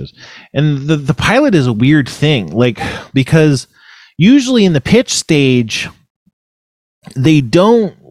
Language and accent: English; Ventura County, California, United States; the blizzard warning was for Ventura County, which is where I'm from. So I went like there, you know, my hometown